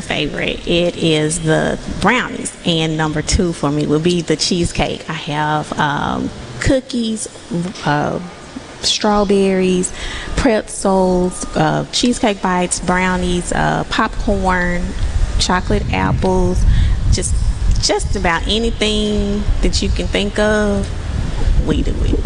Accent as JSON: {"language": "English", "town": "Columbia", "country": "United States", "said": "I'm from Columbia"}